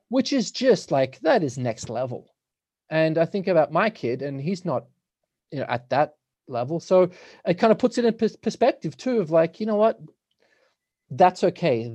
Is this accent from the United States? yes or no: no; Australia; now in Nelson, Canada; I'm from Australia, so all my family's there.